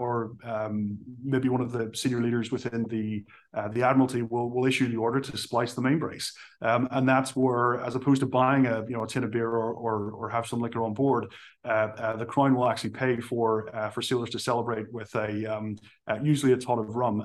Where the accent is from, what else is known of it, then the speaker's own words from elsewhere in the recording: Belfast, Northern Ireland, United Kingdom; moved away as an adult; I originally from Belfast in Northern Ireland, joined the Navy to really get out of my hometown